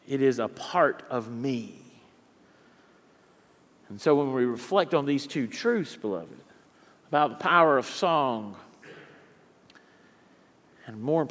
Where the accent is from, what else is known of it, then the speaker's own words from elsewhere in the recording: Eastern North Carolina, United States; moved away; that rich black dirt of Eastern North Carolina is in my veins.